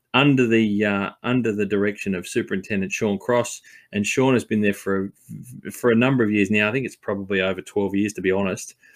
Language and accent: English; Sydney, New South Wales, Australia; also born or lived in Blue Mountains; being a New South Welshman and growing up in Sydney and the Blue Mountains